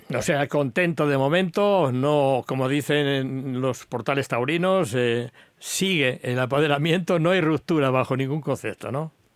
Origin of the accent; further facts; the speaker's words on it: Villarrobledo, Castilla-La Mancha, Spain; mi pueblo, de Villarroledo, Albacete